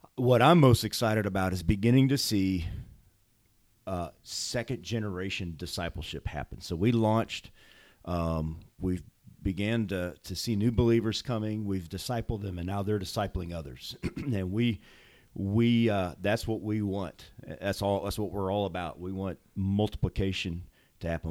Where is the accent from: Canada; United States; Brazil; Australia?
United States; St. Louis, Missouri; moved away as an adult; also born or lived in Bosnia; I grew up in Saint Louis, out in the county. And, uh, consider this my hometown